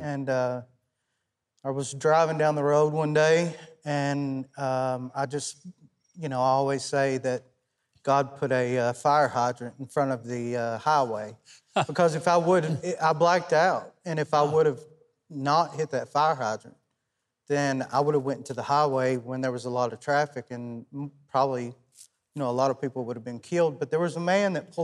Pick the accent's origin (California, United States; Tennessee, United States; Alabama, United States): Tennessee, United States; South Pittsburg; South Pittsburgh, Tennessee, April the 24th at 1:30.